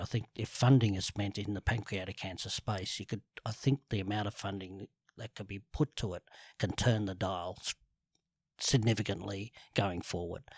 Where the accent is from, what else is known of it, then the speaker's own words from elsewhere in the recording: Sydney, New South Wales, Australia; grew up in the eastern suburbs, um, from Rose Bay to Bellevue Hill to B-, North Bondi, back to Vaucluse, back to Bellevue Hill